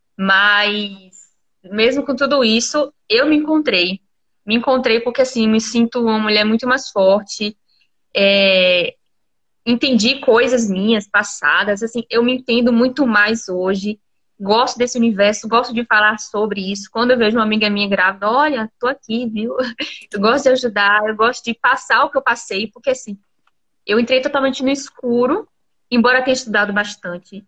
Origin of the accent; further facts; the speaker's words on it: Camaçari, Bahia, Brazil; moved away as an adult; now in Vitória da Conquista, Brazil; Eu não sou daqui, sou de Camaçari. Então eu sou do calor.